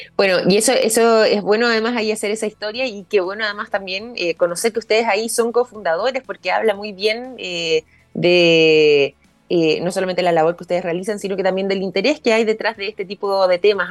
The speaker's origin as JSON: {"language": "Spanish", "country": "Chile", "said": "nosotros como chilenos"}